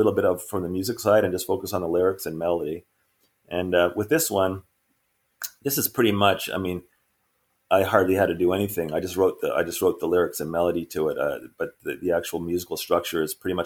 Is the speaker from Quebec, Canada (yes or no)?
yes; Montreal, Quebec, Canada; we grew up together in Montreal in early 70s